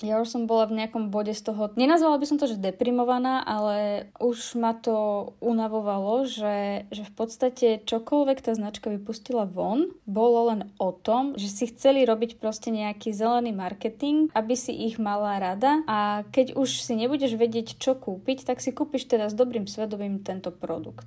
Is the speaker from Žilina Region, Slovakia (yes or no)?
yes; Kysuce, Žilina Region, Slovakia; keď ja som bola dieťa ešte, tak uh, my sme, lebo som z Kisec, tak tam sme mali, volalo sa to hrabáreň